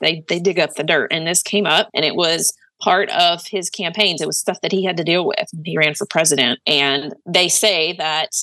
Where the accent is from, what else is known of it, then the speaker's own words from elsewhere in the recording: Oklahoma, United States; now in Nashville, United States; I'm from Oklahoma.